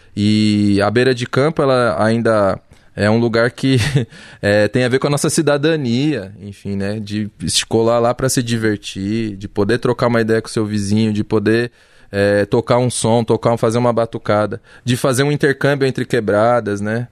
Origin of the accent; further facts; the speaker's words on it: São Paulo, Brazil; eu sou de Pirituba